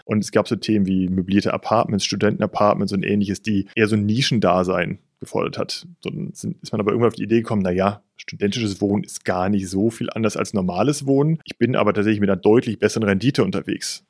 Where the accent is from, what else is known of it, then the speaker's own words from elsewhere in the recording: Cologne, North Rhine-Westphalia, Germany; Ich bin vierzig Jahre alt, gebürtiger Kölner